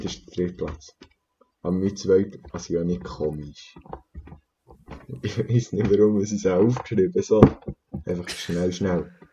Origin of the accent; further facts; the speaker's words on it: Switzerland; bei uns in der Schweiz